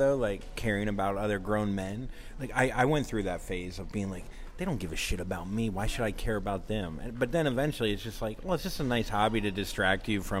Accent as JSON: {"language": "English", "region": "Florida", "country": "United States", "said": "I'm from Florida."}